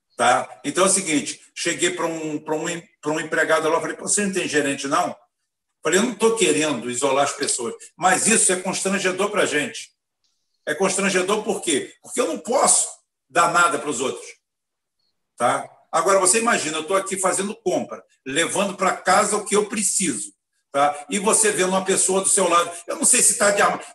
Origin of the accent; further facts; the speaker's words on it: Itaboraí, Rio de Janeiro, Brazil; eu sou de Itaboré, eu sou da roça de cá